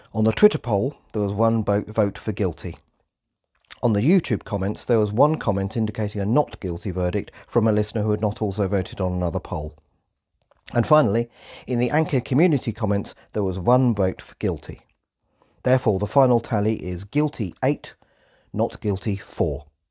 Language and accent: English; England, United Kingdom; we English